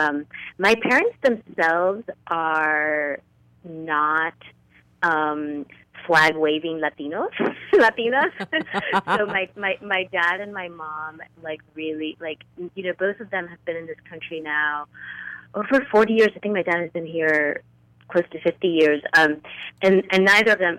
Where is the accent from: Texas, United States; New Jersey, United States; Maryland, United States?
New Jersey, United States; northern; we grew up in a small working-class community just outside of New York City, so that little corner of northern New Jersey